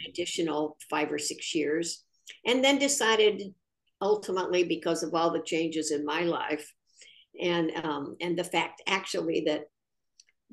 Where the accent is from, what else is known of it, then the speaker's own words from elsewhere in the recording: Lafayette, Indiana, United States; moved away as an adult; now in Minnesota, United States; I taught in Lafayette, my hometown